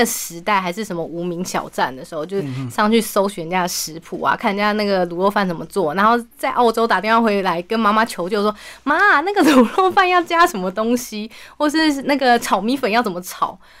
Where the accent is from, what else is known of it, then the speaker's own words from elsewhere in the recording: Hualien County, Taiwan; now in Taipei, Taiwan; 因为我老家在花莲，然后我老公是院里人，是上一一个东边一个西边这样。那我们住台北，